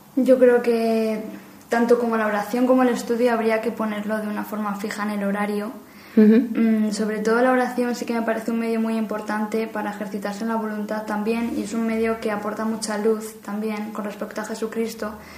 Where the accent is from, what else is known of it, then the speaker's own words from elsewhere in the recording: Madrid, Community of Madrid, Spain; soy de Madrid